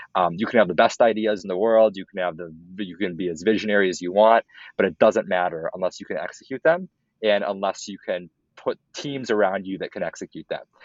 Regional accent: Minneapolis, Minnesota, United States; moved away as an adult; also born or lived in Evanston, Illinois; I grew up in Minneapolis

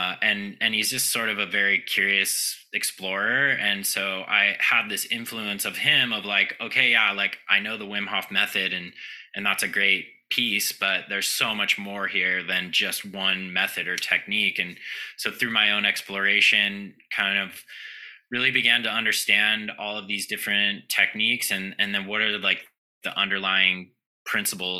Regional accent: Southern California, United States; I grew up in Southern California

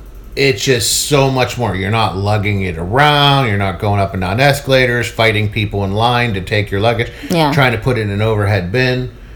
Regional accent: United States; as Americans we're taught American history

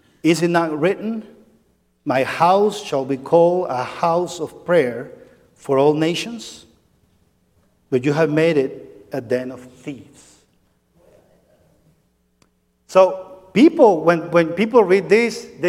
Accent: San Cristóbal, Táchira, Venezuela; now in United States; that's my hometown. That's about an hour and a half from the border to Colombia

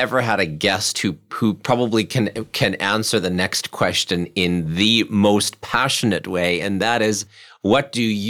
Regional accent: Germany; moved away as an adult; now in Winnipeg, Canada; I was born in Germany, and when we migrated here at the age of 18, I had the opportunity to move back home to Germany.

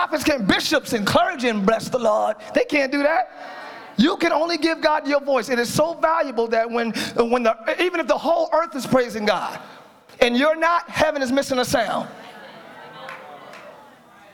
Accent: Philadelphia, Pennsylvania, United States; I'm from Philly.

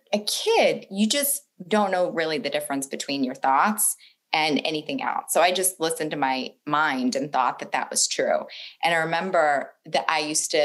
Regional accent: Boston, Massachusetts, United States; I was born in Boston the only really noticeable thing about my childhood is that I was raised in a funeral home.

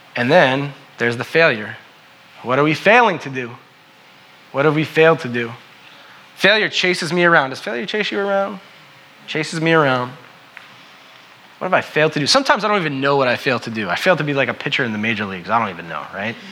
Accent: New York, United States; I'm from New York, right? And so I like to say, I'm from New York, I'm a New Yorker

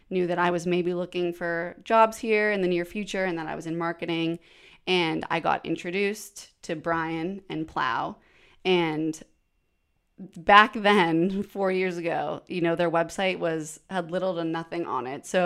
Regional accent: Canada; now in Nashville, United States; No, yeah, I'm so I'm from Canada originally. Um, but I've lived in Nashville for four almost 4 years

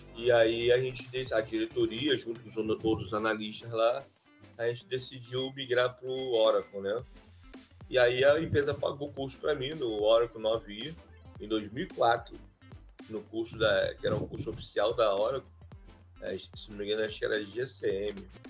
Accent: Duque de Caxias, Rio de Janeiro, Brazil; eu sou do Rio de Janeiro, né? É, município do de Caxias

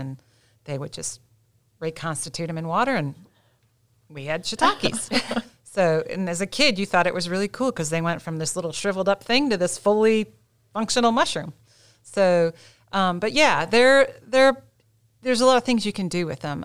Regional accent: Midwest, United States; now in Gaston County, North Carolina, United States; I'm from the Midwest originally

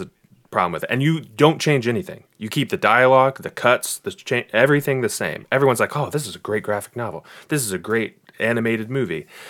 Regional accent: Bella Vista, Arkansas, United States; I was in the single wide area of Bella Vista

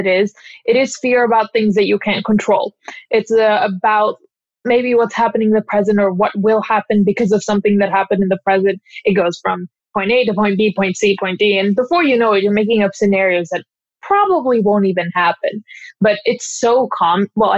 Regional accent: Redmond, Washington, United States; also born or lived in Kirkland, Washington; I was raised in Redmond, and Redmond is like fairly diverse

